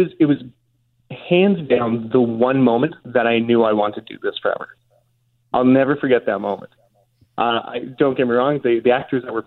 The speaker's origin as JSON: {"language": "English", "town": "Winnipeg", "region": "Manitoba", "country": "Canada", "tie": "born or raised there", "moved": "yes", "lives_now": "Toronto, Canada", "said": "when I was growing up in Winnipeg"}